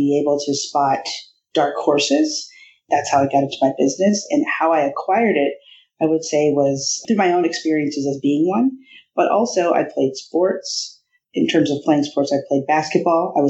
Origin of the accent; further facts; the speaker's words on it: Iowa, United States; I grew up in Iowa